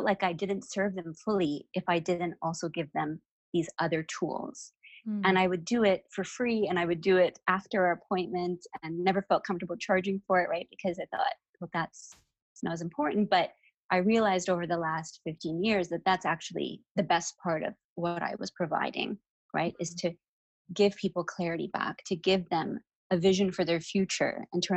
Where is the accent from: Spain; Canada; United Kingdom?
Canada; Toronto, Ontario; I was 16 when my parents decided to move to Kenya, which was a fun little experience for me growing up in Toronto.